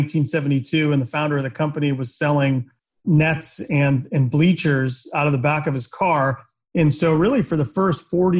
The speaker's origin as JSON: {"language": "English", "town": "Boston", "region": "Massachusetts", "country": "United States", "tie": "born or raised there", "said": "I grew up in Boston"}